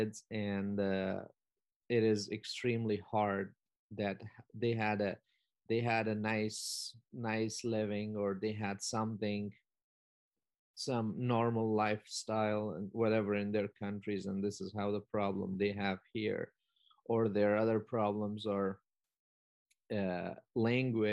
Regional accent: Afghanistan; now in Iowa, United States; as an Afghan and as an immigrant myself

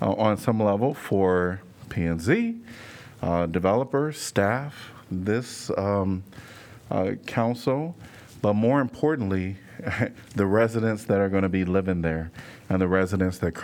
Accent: Chicago, Illinois, United States; now in Iowa City, United States; I'm from Chicago and wasn't from the wealthiest community

